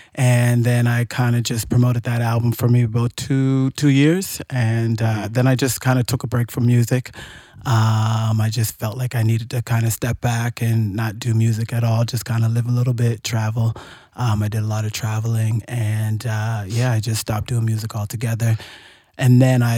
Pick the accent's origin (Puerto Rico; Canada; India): Canada; Nova Scotia; I grew up in Nova Scotia in the country